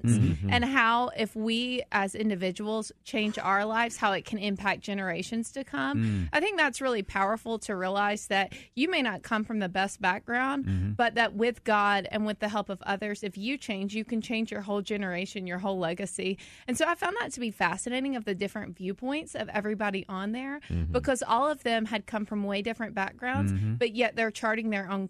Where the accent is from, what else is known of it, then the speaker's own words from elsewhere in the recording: the South, United States; I'm from the South